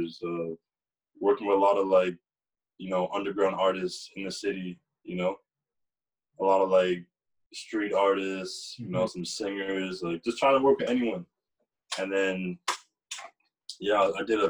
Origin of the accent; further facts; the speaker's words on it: Durham Region, east of Toronto, Ontario, Canada; I moved probably 20 minutes outside the city when I was 5 years old. So I was raised in an area called Durham